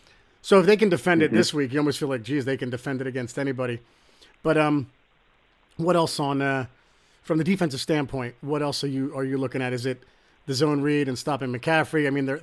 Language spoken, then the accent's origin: English; Trenton, New Jersey, United States; growing up in Trenton, New Jersey